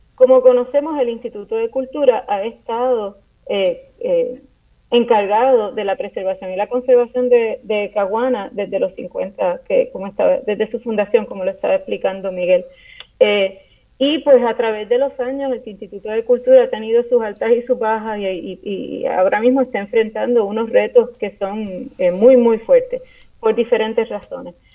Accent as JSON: {"language": "Spanish", "country": "Puerto Rico", "said": "nuestra isla"}